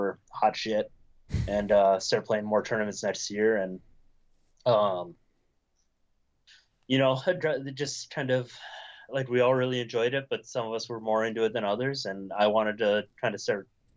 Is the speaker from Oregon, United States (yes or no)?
no; Minnesota, United States; also born or lived in Wisconsin; I was born in Wisconsin, but like my high school and formative years, I'd say were Minnesota